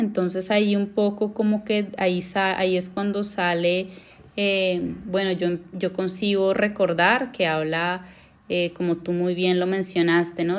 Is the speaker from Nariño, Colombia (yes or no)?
yes; Pasto, Nariño, Colombia; also born or lived in Bogotá, Colombia / Argentina; now in Amsterdam, Netherlands; yo me fui de Pasto a Bogotá